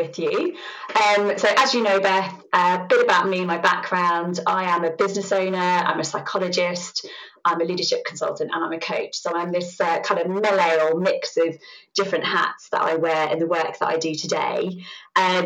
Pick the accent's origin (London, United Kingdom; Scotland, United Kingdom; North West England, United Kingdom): London, United Kingdom; I grew up in the real kind of heart of East End of London, with this massive Irish family